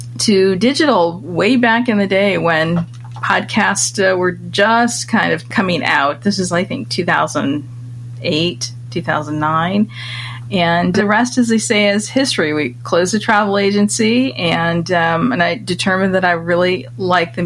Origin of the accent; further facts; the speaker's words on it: Michigan, United States; moved away as an adult; also born or lived in London; my home state of Michigan, where I grew up as a kid